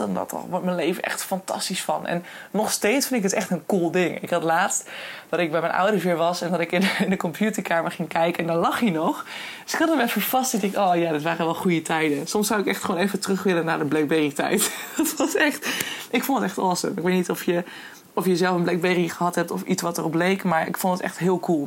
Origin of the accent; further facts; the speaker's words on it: Hoogezand, Groningen, Netherlands; ik kom van origine uit Hoogzand en daar ben ik geboren en getogen